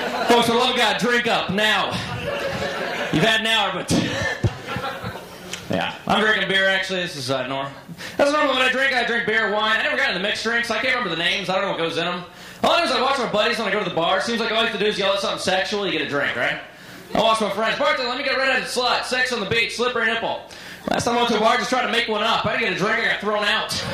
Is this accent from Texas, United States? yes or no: no; Orlando, Florida, United States; I'm actually from Orlando